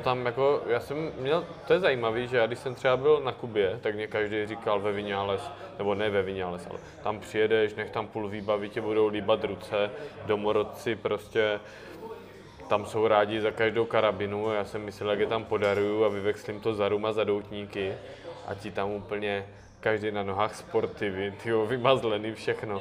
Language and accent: Czech; Moravia, Czechia; v Krase, tam u nás na Moravě